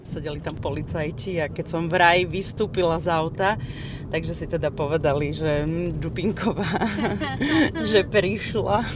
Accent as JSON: {"language": "Slovak", "town": "Pichne", "region": "Prešov Region", "country": "Slovakia", "tie": "born or raised there", "also_born_or_lived": "Bratislava", "moved": "yes", "said": "pochádzam z Pichni a som Rusinka."}